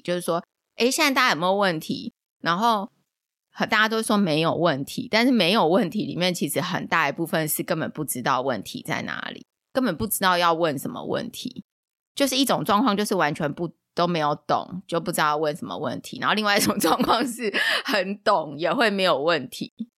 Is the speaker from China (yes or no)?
no; Taiwan; 我们台湾人